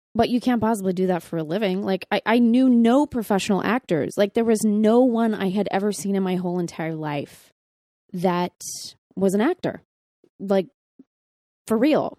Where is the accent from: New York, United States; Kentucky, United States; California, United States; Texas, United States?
Texas, United States; I'm from Texas